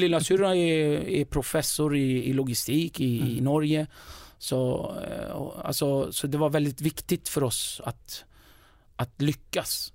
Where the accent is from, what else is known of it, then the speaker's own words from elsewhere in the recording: Stockholm, Stockholm County, Sweden; also born or lived in northern Kurdistan; jag är uppväxt i Rinkeby